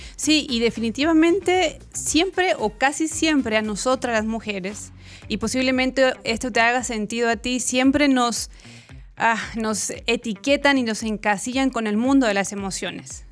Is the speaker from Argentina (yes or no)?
no; Chile; moved away as an adult; also born or lived in Mexico; now in Guatemala; soy chilena